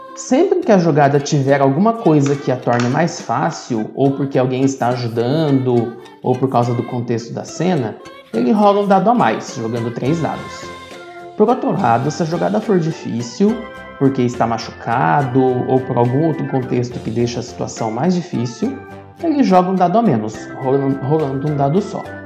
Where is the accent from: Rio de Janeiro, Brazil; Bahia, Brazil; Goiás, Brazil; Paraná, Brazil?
Paraná, Brazil; now in Petrolina, Brazil; moro no Brasil, em Pernambuco, Petrolina. Apesar disso, eu sou paranaense